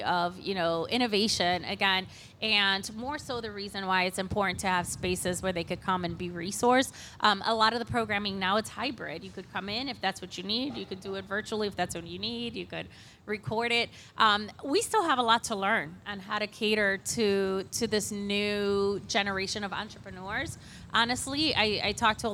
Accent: Cleveland, Ohio, United States; I am a proud Lincoln West alum, by the way. I grew up on West 30th and Clark, and so this is my homecoming with CentroVilla.

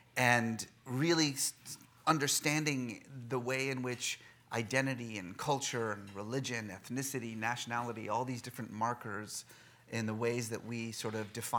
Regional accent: Bay Area, California, United States; also born or lived in Oklahoma; realizing America is actually quite larger than just Oklahoma, we headed west, like so many do, and I grew up mostly in the Bay Area in the 1980s, which wasn't the best time in the world to be either Iranian or Muslim in America

